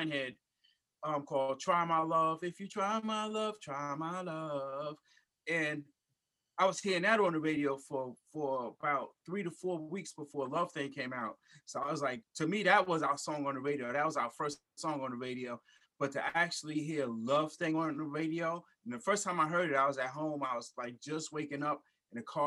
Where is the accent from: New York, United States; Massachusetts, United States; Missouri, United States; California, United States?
New York, United States; New York City; also born or lived in Germany / North Carolina / Georgia / Virginia; now in Long Island, United States; I was born and raised in Brooklyn, New York